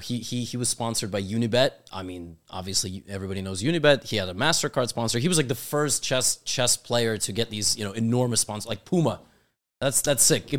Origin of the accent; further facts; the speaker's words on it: New York City, New York, United States; I'm born and raised in New York City